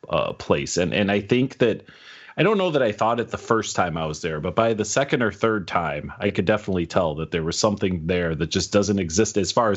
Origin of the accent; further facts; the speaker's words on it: Chicago, Illinois, United States; I grew up in Chicago.